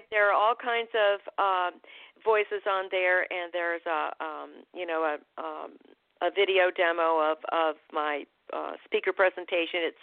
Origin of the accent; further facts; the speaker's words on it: Vermont, United States; born there; accent: New England; also born or lived in Boston / Providence / upstate New York; So I was born in Vermont. I lived outside of Boston, and then I lived outside of Providence, and then I moved to upstate New York, which was very fortunate for a person who was going to ultimately be a voice actor because I had a very thick New England accent.